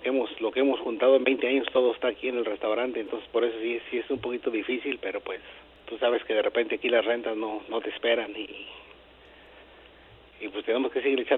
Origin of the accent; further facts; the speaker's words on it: Mexico; now in United States; pero pues como buenos mexicanos vamos a seguir echando ganas a ver hasta dónde.